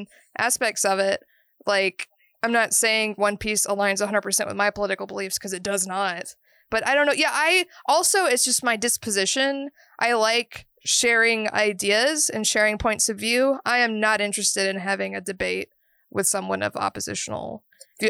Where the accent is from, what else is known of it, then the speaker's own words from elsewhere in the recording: Georgia, United States; growing up in Georgia